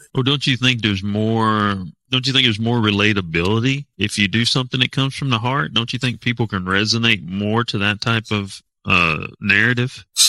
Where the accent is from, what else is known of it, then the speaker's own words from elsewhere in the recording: Waynesville, North Carolina, United States; I'm actually from Waynesville